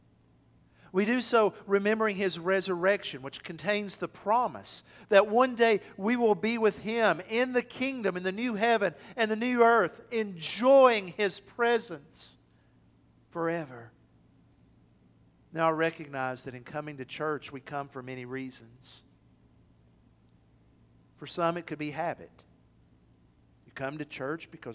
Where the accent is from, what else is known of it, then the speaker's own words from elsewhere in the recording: Athens, United States; moved away; It's a 2.5-hour drive from here to my hometown of Athens